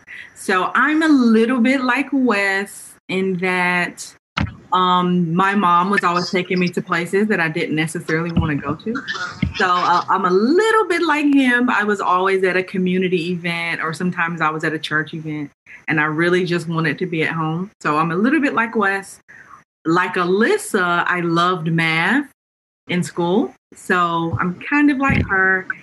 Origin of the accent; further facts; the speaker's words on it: Charlotte, North Carolina, United States; my hometown, which is Charlotte, North Carolina.